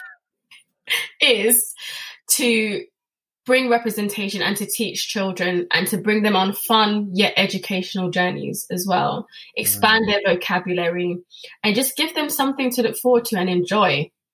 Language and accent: English; England, United Kingdom; I'm British born. My dad's British born.